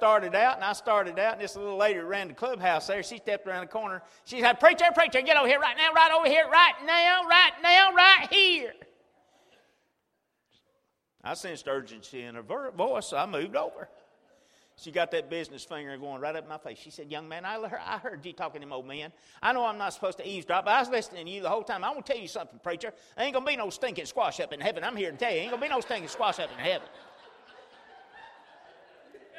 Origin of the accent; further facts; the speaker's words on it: Chilton County, Alabama, United States; I was raised in Chilton County on a farm